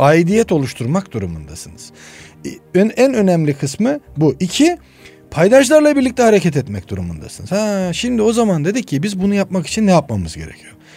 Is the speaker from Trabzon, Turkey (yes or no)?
yes; Of, Trabzon, Turkey; moved away; also born or lived in Istanbul; Trabzon Uf doğumluyum.